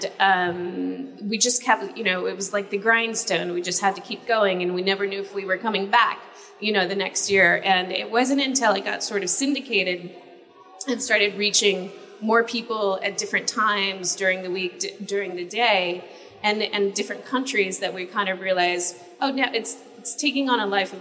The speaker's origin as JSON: {"language": "English", "town": "San Diego", "region": "California", "country": "United States", "tie": "born or raised there", "said": "I was born in San Diego where there is SeaWorld"}